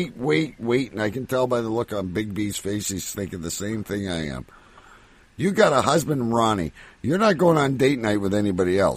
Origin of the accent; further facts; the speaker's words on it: Canada; I'm from Canada, by the way